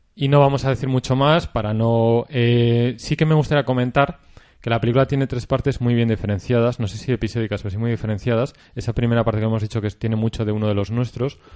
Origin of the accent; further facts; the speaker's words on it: Spain; para vosotros nosotros somos gallegos